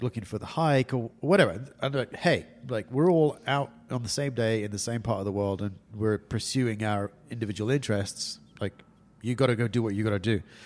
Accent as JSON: {"language": "English", "region": "England", "country": "United Kingdom", "moved": "yes", "lives_now": "California, United States", "said": "I'm English"}